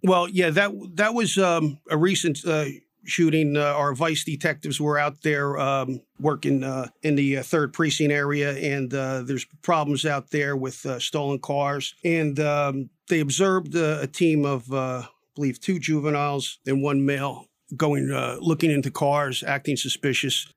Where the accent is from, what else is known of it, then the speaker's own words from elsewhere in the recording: Newark, New Jersey, United States; I was born in Newark, raised in Newark